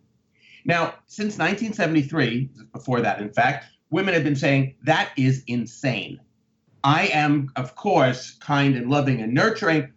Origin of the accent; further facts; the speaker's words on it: United States; being an American